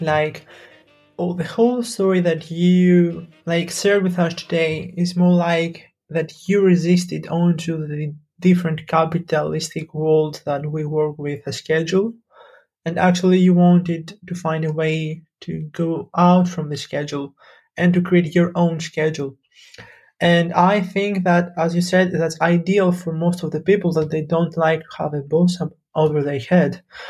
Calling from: Greece; I'm from Greece right now, and we can have this amazing conversation while having an internet connection

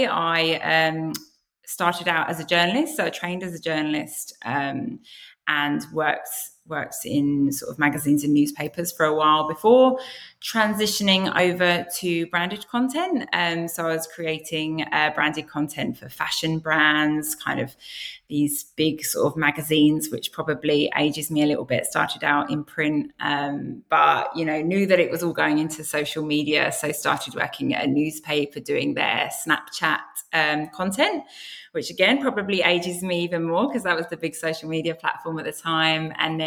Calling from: Sydney, New South Wales, Australia; I'm coming from Sydney.

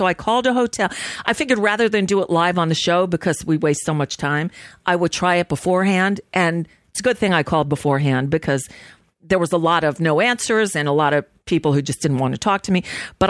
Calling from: United States; Yes, hi. I'm calling from the United States. I'm just concerned about what's happening over there today.

